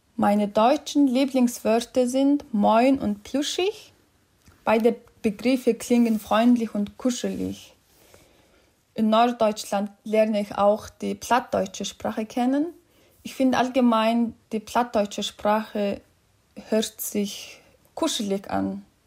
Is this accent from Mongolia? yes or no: yes; Mongolia; German is a second language; Ich komme aus der Mongolei.